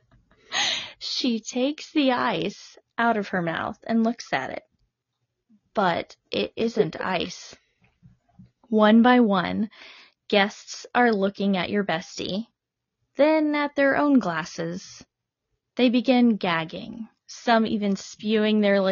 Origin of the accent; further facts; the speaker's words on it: Arkansas, United States; I know I'm from Arkansas